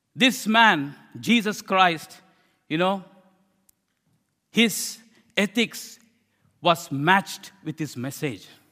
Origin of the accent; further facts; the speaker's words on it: India; I'm an Indian preacher.